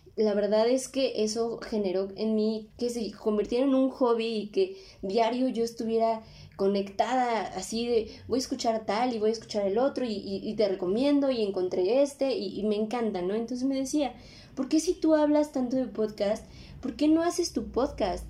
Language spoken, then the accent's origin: Spanish; Mexico City, Mexico; soy de la Ciudad de México